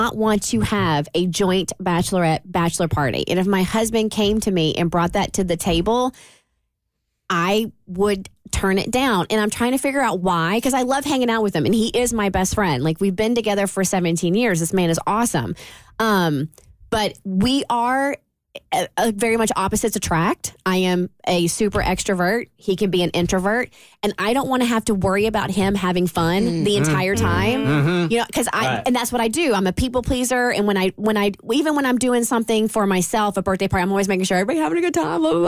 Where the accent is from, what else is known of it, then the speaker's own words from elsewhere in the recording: Kentucky, United States; we're from Kentucky